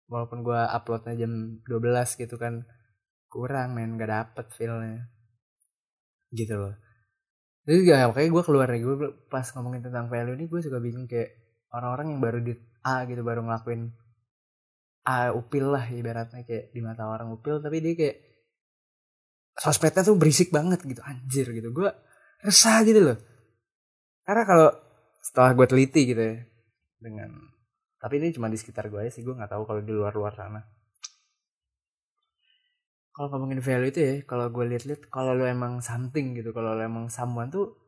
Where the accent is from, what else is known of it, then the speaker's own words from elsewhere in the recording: Bogor, West Java, Indonesia; uh, Bogor lagi kenapa ya gitu Bogor lagi ada apa ya gitu gue kan asli Bogor gitu